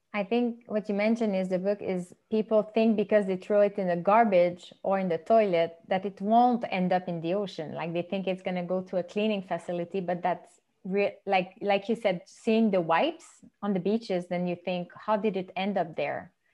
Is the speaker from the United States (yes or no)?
no; Montreal, Quebec, Canada; first language French; English is a second language; I'm from Montreal, and I mostly speak French.